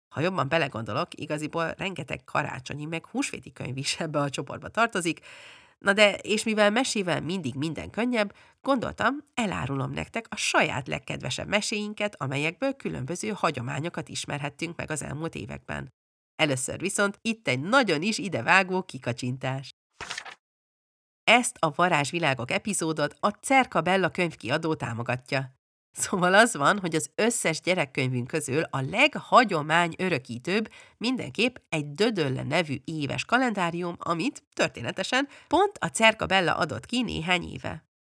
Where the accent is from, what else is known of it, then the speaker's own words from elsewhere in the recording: Budapest, Hungary; moved away as an adult; also born or lived in England; now in Sweden; amikor bő nyolc évesen hazaköltöztünk Angliáról Budapestre, egy kifejezetten hagyományőrző általános iskolába kerültem